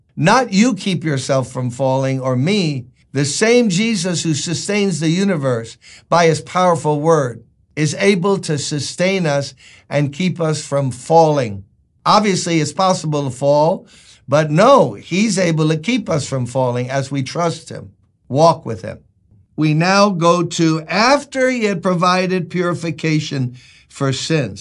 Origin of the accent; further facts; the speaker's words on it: New York City, New York, United States; It's where I was born and raised. I born and raised in Brooklyn